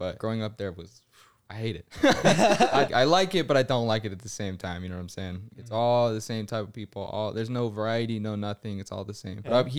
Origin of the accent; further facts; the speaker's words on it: St. George, Utah, United States; now in Ogden, United States; Yeah, I'm from Utah. I grew up in St. George, Southern Utah, you know, chilling down there.